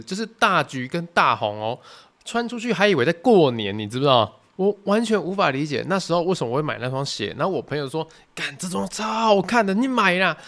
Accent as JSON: {"language": "Chinese", "region": "southern Taiwan", "country": "Taiwan", "said": "因为我们是南部人嘛"}